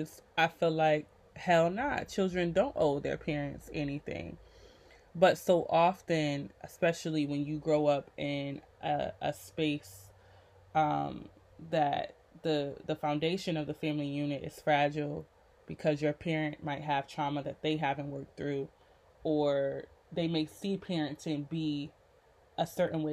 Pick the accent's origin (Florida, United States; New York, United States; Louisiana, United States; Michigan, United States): New York, United States; Rochester; moved away; it is hard for me to feel comfortable in my hometown of Rochester